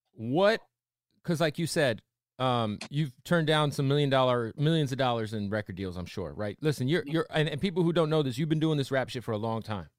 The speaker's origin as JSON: {"language": "English", "region": "Arizona", "country": "United States", "said": "I'm a Cardinals fan. I'm from Arizona"}